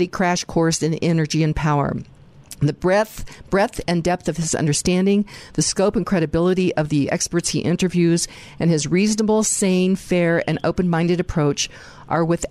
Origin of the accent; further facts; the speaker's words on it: Western Kansas, United States; I'm from Western Kansas, so I understand rural America.